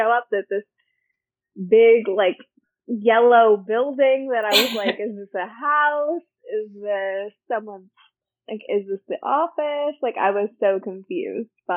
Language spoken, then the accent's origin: English; West Coast, United States; moved away as an adult; now in East Coast, United States; It was my first winter on the East Coast after growing up on the West Coast